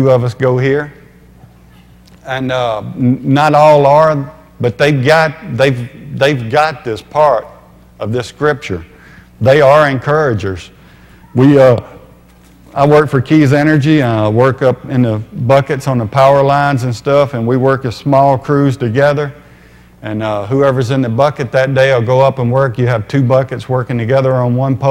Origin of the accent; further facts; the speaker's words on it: Louisiana, United States; I grew up in Louisiana